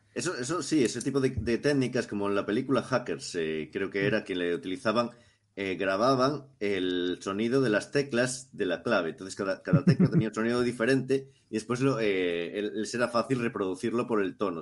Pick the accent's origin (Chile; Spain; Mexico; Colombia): Spain; Cariño, Galicia; en mi pueblo, en Cariño